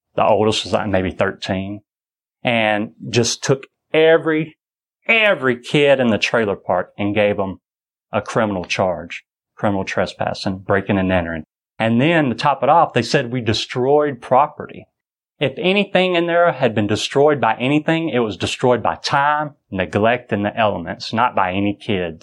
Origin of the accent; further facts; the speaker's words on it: United States; I'm a Christian, i uh, raised a Baptist, and I'm an American